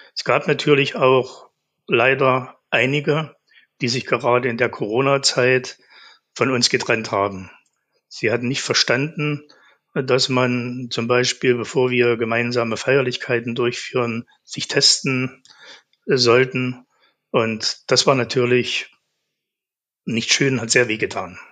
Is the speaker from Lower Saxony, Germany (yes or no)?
no; Zeitz, Saxony-Anhalt, Germany; also born or lived in Naundorf; Ich bin geboren in Zeitz. In einem Ort in Naundorf haben wir gelebt, genau neben einer Kohlefabrik.